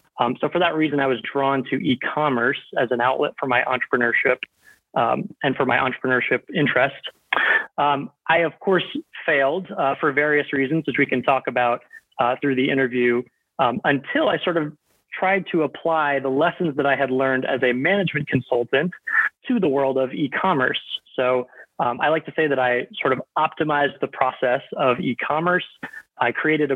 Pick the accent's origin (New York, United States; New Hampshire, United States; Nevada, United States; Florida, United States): Florida, United States; Tampa; moved away as an adult; also born or lived in Indiana / Chicago; I was born and raised in just outside of Tampa, Florida